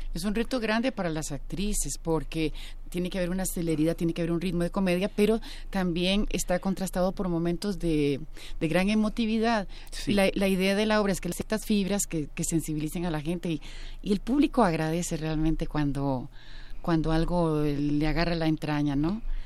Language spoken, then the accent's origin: Spanish; Costa Rica; en mi país